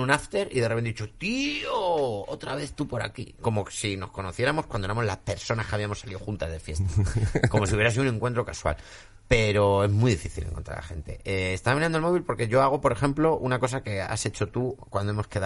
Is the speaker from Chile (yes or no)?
no; Córdoba, Andalusia, Spain; Yo soy cordobés.